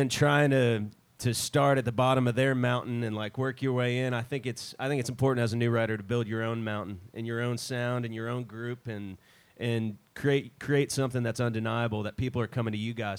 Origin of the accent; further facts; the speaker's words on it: Roswell, Georgia, United States; now in Nashville, United States; I'm from north side of Atlanta, a town up there called Roswell.